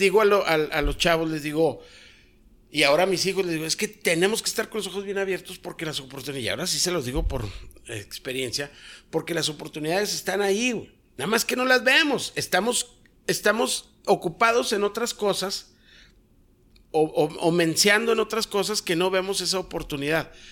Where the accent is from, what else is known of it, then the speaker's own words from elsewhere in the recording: Mexico; en mi país